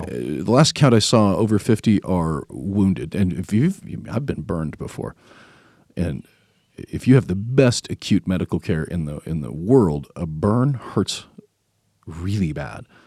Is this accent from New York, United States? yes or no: no; Tennessee, United States; we're from Tennessee